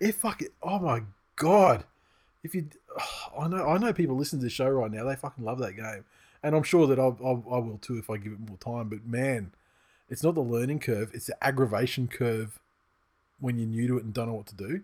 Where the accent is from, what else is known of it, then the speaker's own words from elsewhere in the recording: Australia; I'm Australian and, uh, you know, I'm young